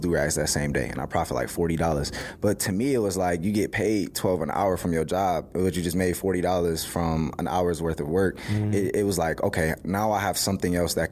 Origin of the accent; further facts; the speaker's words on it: Cleveland, Ohio, United States; growing up in Cleveland